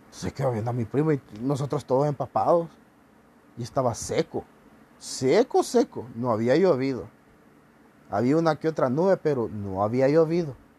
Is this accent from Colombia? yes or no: no; Honduras; Somos el futuro de Honduras